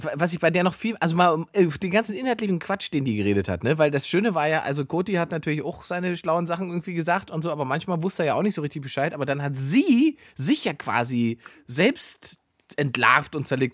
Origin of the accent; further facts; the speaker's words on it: Saxony-Anhalt, Germany; aus dem Ort, wo ich herkomme, aus Sachsen-Anhalt